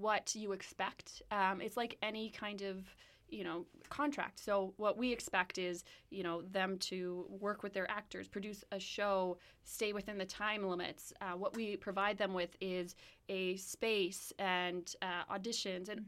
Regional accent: Winnipeg, Manitoba, Canada; I'm from Winnipeg

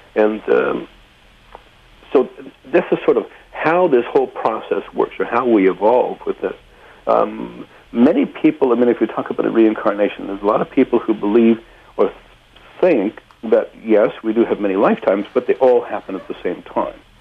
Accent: Saskatchewan, Canada; now in Port Alberni, Canada; I was born in Saskatchewan

